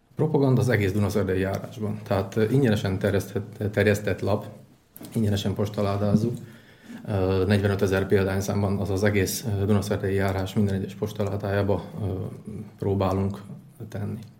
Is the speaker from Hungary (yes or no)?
no; Tiszacsernyő, Košice Region, Slovakia; moved away as an adult; also born or lived in Kráľovský Chlmec, Slovakia; now in Dunajská Streda, Slovakia; 23 évig éltem, eh, Tiszacsenőben Királyhámecen születtem